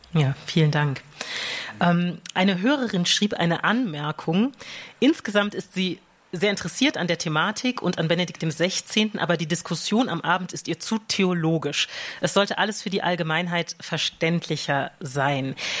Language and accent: German; Rhineland, Germany; als Rheinländer